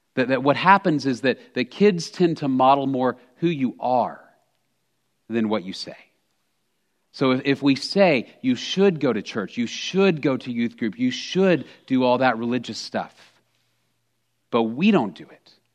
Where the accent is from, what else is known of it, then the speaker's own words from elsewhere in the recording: Texas, United States; I'm a native Texan. I grew up in Texas